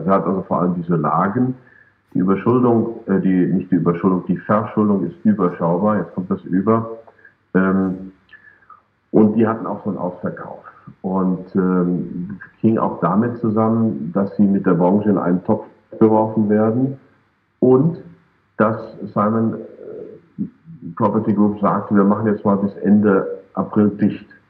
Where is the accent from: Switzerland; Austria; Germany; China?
Germany; wir Deutschen